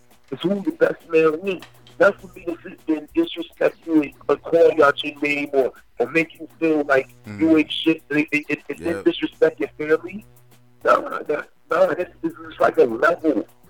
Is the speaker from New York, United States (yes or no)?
no; Newark, New Jersey, United States; I'm from Newark, Brick City. We don't take that type of disrespect over here. And I love my city.